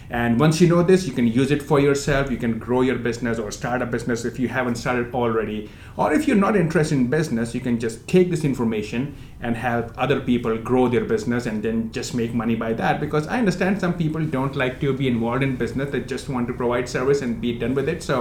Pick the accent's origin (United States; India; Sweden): India; moved away; I came from India almost about 15 years back, a broke immigrant, had no money on my pocket.